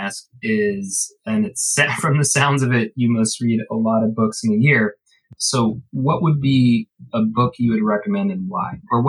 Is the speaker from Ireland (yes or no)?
yes; Ireland; I'm Irish.